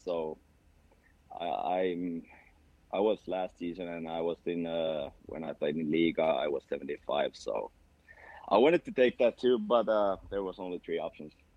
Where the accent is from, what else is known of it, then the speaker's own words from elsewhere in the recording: Tampere, Pirkanmaa, Finland; English is a second language; moved away as an adult; now in Sweden; I'm from that town. That's that is my hometown